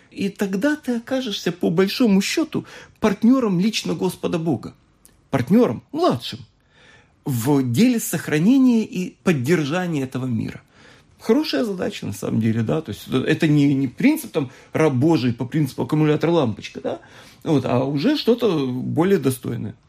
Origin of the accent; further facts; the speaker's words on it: Moldova; я сам родом из Молдавии